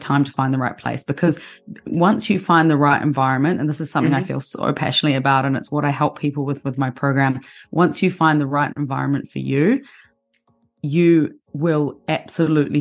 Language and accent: English; New Zealand; moved away as an adult; also born or lived in London, United Kingdom; I'm from New Zealand originally. New Zealand's a very small country.